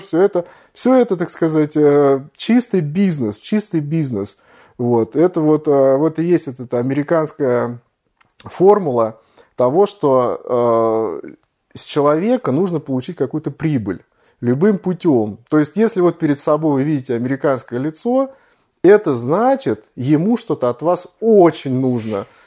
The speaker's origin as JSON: {"language": "Russian", "country": "Russia", "moved": "yes", "said": "мы из России"}